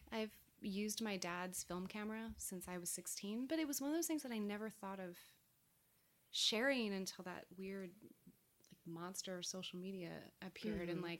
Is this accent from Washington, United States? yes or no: no; California, United States; I hadn't seen an autumn in a long time because I came from California.